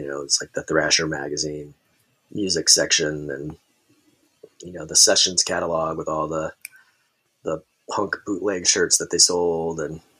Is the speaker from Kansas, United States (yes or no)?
yes; Kansas, United States; born there; also born or lived in Tacoma, Washington; I was like a military kid. So I was born in Kansas and then bounced around, kind of all throughout my childhood.